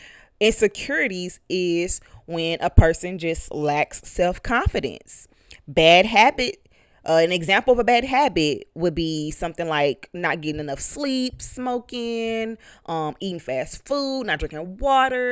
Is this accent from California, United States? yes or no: no; East St. Louis, Illinois, United States; I'm from East St. Louis